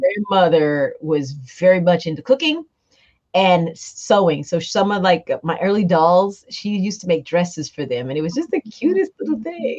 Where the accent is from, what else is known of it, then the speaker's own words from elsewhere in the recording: South Carolina, United States; moved away as an adult; now in Mableton, United States; I'm from South Carolina. So one state over, the big city